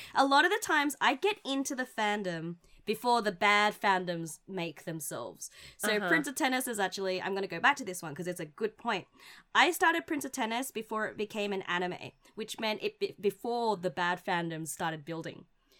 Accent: Australia; where we grew up in Australia

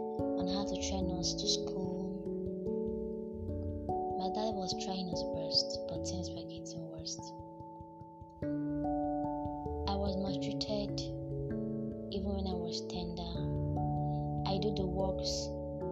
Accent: Imo, Nigeria; I'm from Imo State in Ezenitem, Bisi, Udo

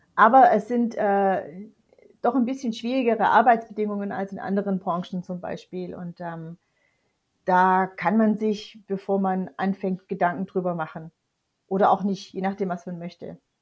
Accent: near Tübingen, Baden-Württemberg, Germany; ich bin, wie gesagt, in der Nähe von Tübingen aufgewachsen und dort zur Schule gegangen

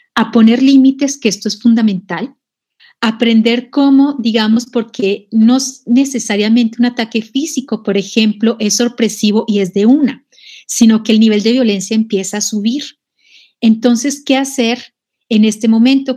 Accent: Colombia; moved away as an adult; now in Mexico; yo nací en Colombia, pero también he renacido en México. Bueno, en Colombia empecé a militar en el feminismo siendo muy joven

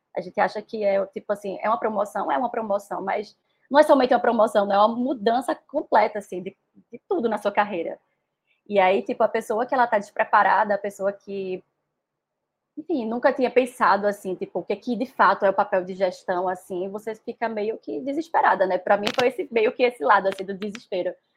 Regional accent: Recife, Pernambuco, Brazil; eu sou nordestina, pernambucana, recifense, moro no lugar que eu mais amo no mundo, que é Recife

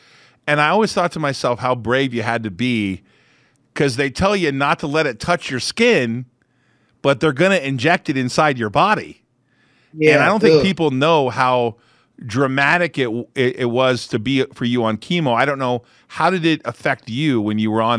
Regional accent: Orange County, California, United States; moved away as an adult; where I grew up there in Orange County

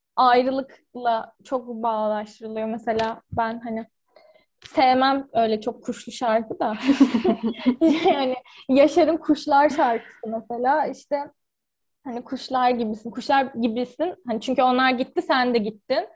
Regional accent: Ankara, Turkey; Ankara'da doğup büyüdüm

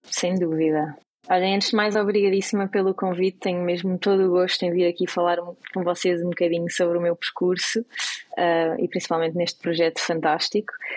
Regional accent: Portugal; moved away as an adult; now in United States; nós portugueses

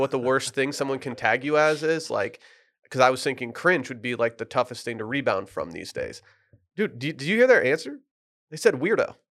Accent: Michigan, United States; moved away; the dispensary in my hometown

